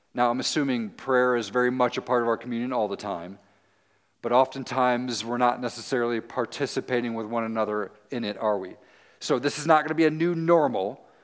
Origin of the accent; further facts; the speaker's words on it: Tennessee, United States; now in Muncie, United States; I'm from Tennessee